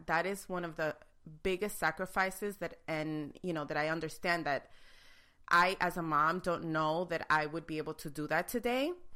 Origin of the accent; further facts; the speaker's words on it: New York City, New York, United States; I was born and raised in New York City, Queens, to be exact.